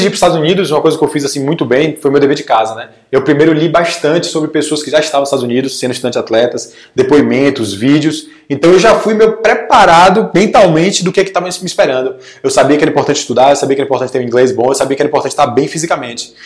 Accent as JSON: {"language": "Portuguese", "town": "Salvador", "region": "Bahia", "country": "Brazil", "said": "sou de Salvador, Bahia"}